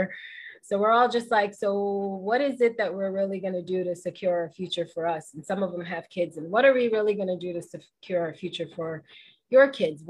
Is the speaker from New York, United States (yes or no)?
yes; New York City, New York, United States; growing up in the Bronx and in New York